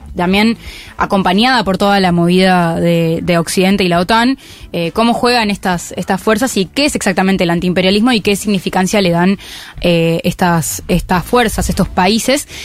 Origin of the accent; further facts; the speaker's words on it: Argentina; yo soy argentina